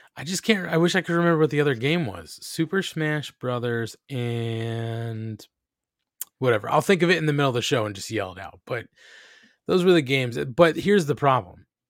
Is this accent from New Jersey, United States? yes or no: yes; New Jersey, United States; we're Italian from New Jersey.